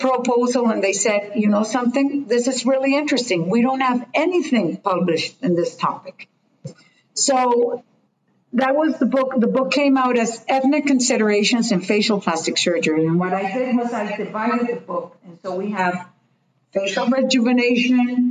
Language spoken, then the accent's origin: English; Colombia; English is a second language; I was coming from Latin, from Colombia